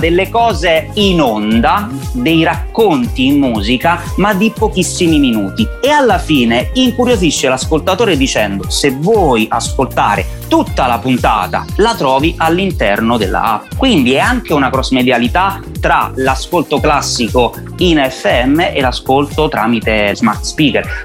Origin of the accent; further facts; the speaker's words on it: Benevento, Campania, Italy; moved away as an adult; now in Rome, Italy; sono uno che ci tiene parecchio alla propria squadra della mia città d'origine dove non vivo più da vent'anni perché sono romano d'adozione, ma sono sicuramente un tifoso da curva del mio Benevento Calcio.